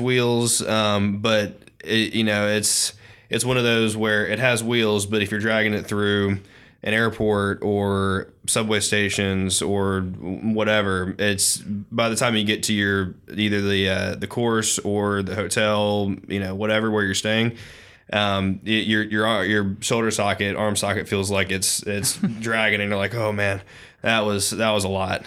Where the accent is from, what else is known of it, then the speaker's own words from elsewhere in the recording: the South, United States; being a Southerner